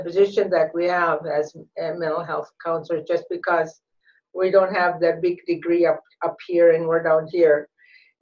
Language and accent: English; Nunivak Island, Alaska, United States; moved away; I'm originally from Nunivak Island